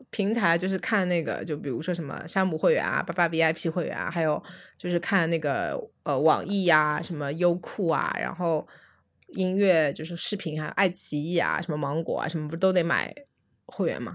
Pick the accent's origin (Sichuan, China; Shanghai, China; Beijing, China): Shanghai, China; 作为上海人